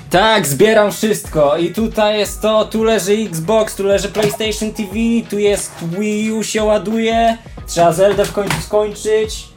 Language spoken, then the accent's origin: Polish; Tczew, Pomeranian Voivodeship, Poland; also born or lived in Malbork; jestem z Tczewa, przyznaję się. Pracuję w Malborku.